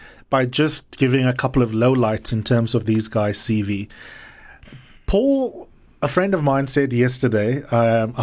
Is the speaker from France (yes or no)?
no; South Africa; as a South African voter